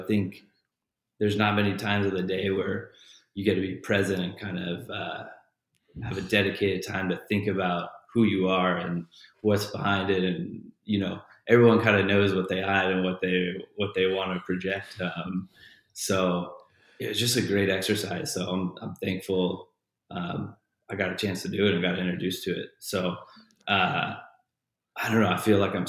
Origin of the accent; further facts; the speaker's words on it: Santa Barbara, California, United States; I'm from Santa Barbara, California